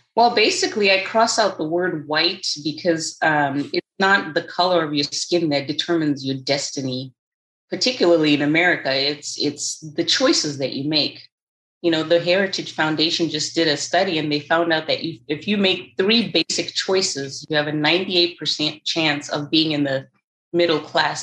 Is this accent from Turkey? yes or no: no; Zimbabwe; moved away as an adult; now in United States; I was born and raised in Zimbabwe. I came to the United States at the age of 19.